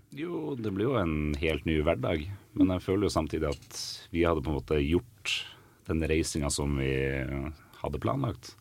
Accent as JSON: {"language": "Norwegian", "town": "Bodø", "region": "Nordland", "country": "Norway", "moved": "yes", "lives_now": "Asker, Norway", "said": "Så jeg kommer jo fra Bodø"}